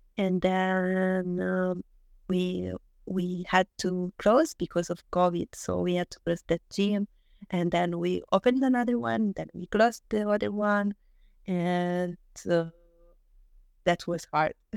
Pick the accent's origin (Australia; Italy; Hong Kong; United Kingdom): Italy; Southern Italy; English is a second language; moved away as an adult; I wanted to go back to my place, like, to my hometown